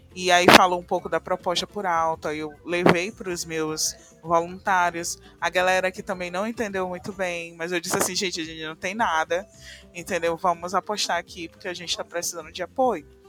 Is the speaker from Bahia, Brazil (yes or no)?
no; São Luís, Maranhão, Brazil; Sou aqui de São Luís do Maranhão, né, na região nordeste aqui do Brasil.